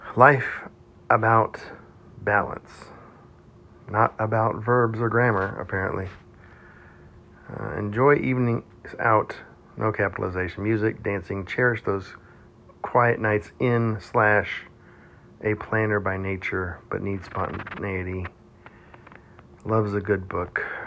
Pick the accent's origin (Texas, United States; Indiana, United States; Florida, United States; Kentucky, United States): Texas, United States; Houston; I grew up in Texas, like south uh, west Houston, Texas